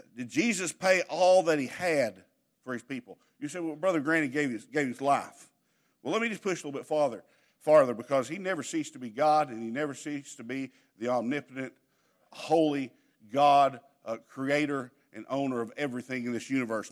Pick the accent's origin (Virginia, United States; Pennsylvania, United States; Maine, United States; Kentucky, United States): Kentucky, United States; Southeast; I grew up in Crackerneck